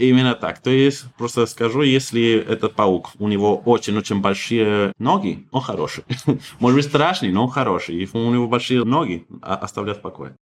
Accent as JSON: {"language": "Russian", "town": "Santiago", "region": "Santiago Metropolitan Region", "country": "Chile", "tie": "born or raised there", "second_language": "Russian", "moved": "yes", "said": "Я столичный парень из Сантьяго"}